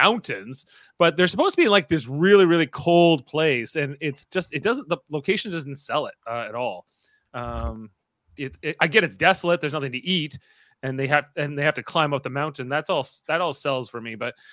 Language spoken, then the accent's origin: English; Canada; We're Canadians.